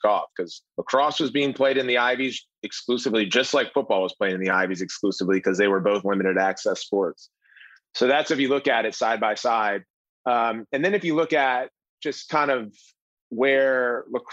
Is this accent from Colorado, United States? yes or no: no; Maryland, United States; I grew up in Maryland